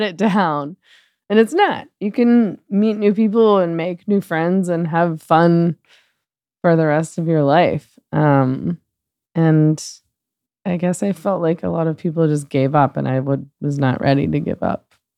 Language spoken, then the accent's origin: English; Vancouver, British Columbia, Canada; moved away as an adult; I spent forty years in Vancouver. I was born in Vancouver. I was raised there